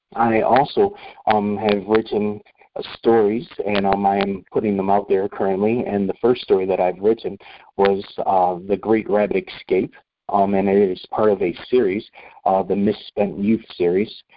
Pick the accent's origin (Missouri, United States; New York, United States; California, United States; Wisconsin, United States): New York, United States; Rochester; moved away as an adult; Rochester, New York, where I was born and raised until I was 18, 19 years old